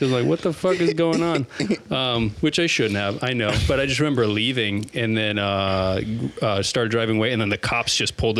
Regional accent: Omaha, Nebraska, United States; also born or lived in Blair, Nebraska; I was born in Omaha

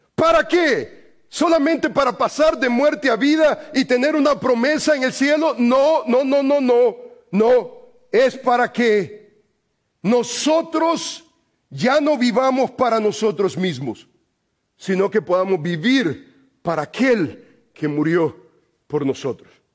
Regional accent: El Salvador; moved away; yo soy salvadoreño

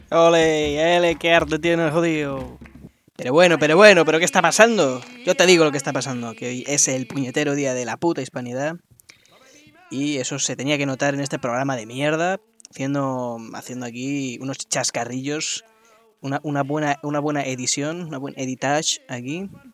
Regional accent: Spain; como español de pro

